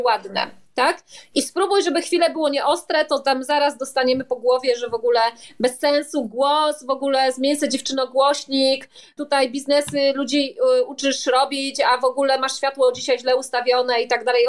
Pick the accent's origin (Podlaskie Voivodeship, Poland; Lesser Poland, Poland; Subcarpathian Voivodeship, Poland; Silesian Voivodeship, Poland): Silesian Voivodeship, Poland; accent: Silesian dialect; jestem ze Śląska, w związku z czym ten dialekt śląski czasami mi się tam włącza